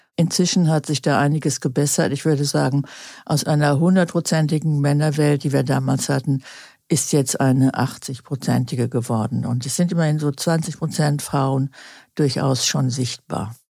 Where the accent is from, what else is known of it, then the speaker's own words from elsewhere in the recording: Gütersloh, North Rhine-Westphalia, Germany; Ich bin geboren 1944 in Gütersloh, Westfalen